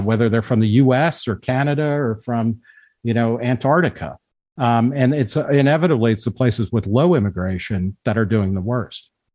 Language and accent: English; New Jersey, United States; moved away as an adult; also born or lived in Brooklyn, New York / Philadelphia; now in Manhattan, United States; grew up mostly in New Jersey